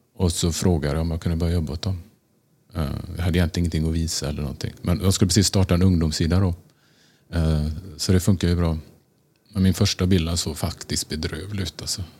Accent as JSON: {"language": "Swedish", "town": "Tranemo", "region": "Västra Götaland", "country": "Sweden", "tie": "born or raised there", "also_born_or_lived": "Gothenburg / Stockholm", "moved": "as an adult", "lives_now": "New York, United States", "said": "Jag är född i Göteborg och ehm, eh, bodde där ett år innan vi flyttade till Tranemo"}